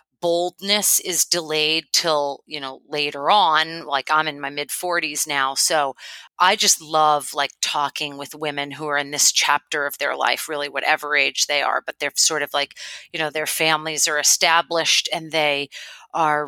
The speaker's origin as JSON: {"language": "English", "town": "Boston", "region": "Massachusetts", "country": "United States", "moved": "as an adult", "lives_now": "Oahu, United States", "said": "I am originally from Boston, and so I come to Oahu via the East Coast, and I moved here, about 10 years ago now"}